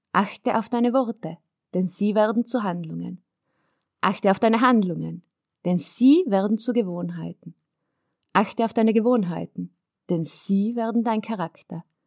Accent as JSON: {"language": "German", "area": "South Tyrol", "region": "Trentino-Alto Adige", "country": "Italy", "tie": "born or raised there", "said": "dass ich auf einem Bergbauernhof aufgewachsen bin in Südtirol"}